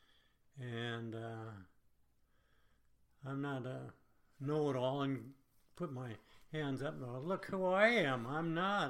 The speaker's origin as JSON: {"language": "English", "country": "United States", "said": "I am an American."}